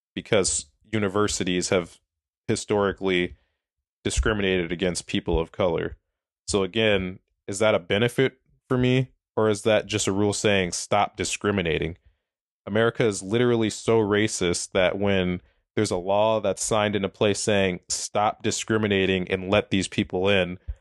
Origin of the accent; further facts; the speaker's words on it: Minneapolis, Minnesota, United States; also born or lived in South Dakota; I'm from Minneapolis, Minnesota. Uh, grew up there, born and raised there, lived there my entire life